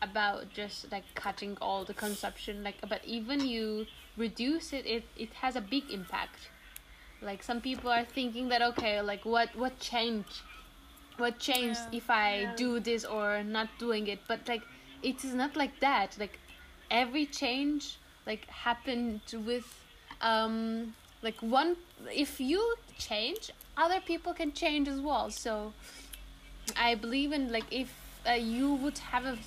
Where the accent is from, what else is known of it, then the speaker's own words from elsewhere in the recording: Turkey; now in Netherlands; I'm from Turkey